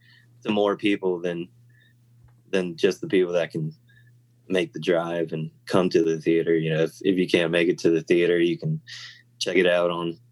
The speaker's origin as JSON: {"language": "English", "region": "Virginia", "country": "United States", "tie": "born or raised there", "also_born_or_lived": "Los Angeles", "said": "Yeah, I was actually born in Los Angeles. {S1} Oh, wow. {S2} And then I moved to Virginia when I was around 3."}